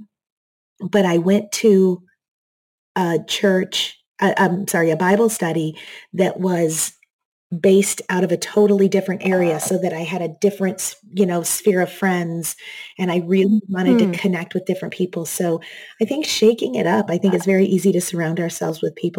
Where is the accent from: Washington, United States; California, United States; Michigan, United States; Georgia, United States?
Michigan, United States; moved away as an adult; also born or lived in Seattle; now in Texas, United States; I grew up in Michigan